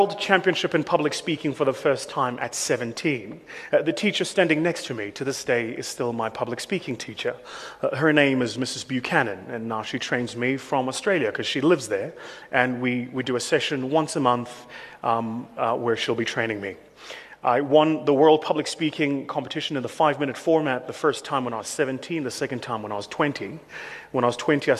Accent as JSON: {"language": "English", "town": "Benoni", "region": "Gauteng", "country": "South Africa", "said": "I come from Benoni"}